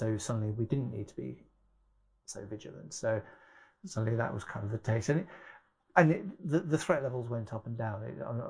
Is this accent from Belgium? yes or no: no; Germany; I grew up in Germany in the 80s and the IRA threat there was very real.